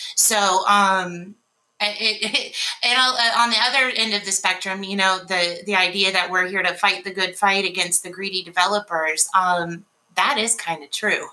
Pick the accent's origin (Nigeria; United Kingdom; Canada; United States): United States; Tallahassee, Florida; moved away as an adult; also born or lived in Mobile, Alabama; now in Memphis, United States; I am actually from Tallahassee, Florida, and uh, I moved here by way of Mobile, Alabama